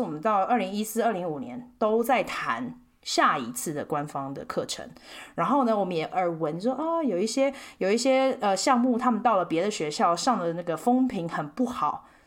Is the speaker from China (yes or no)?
no; Taiwan; moved away as an adult; also born or lived in India; 我们台湾人的那个名字翻译